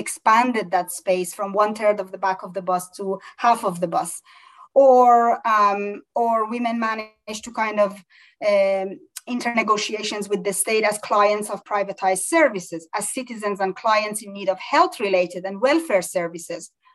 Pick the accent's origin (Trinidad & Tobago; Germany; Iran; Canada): Iran; moved away; we grew up in Iran